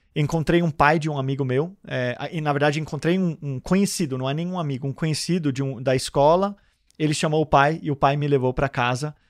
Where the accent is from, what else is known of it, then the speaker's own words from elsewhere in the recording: Denmark; moved away as an adult; now in Santos, Brazil; eu nasci em Santos e fui morar na Dinamarca com 4 anos, e estou de volta no Brasil há 12 anos é, que eu estou aqui e moro em Santos.